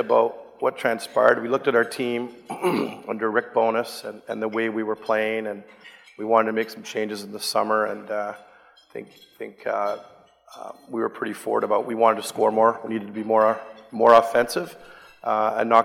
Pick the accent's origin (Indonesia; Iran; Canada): Canada; Vancouver, British Columbia; my local hometown team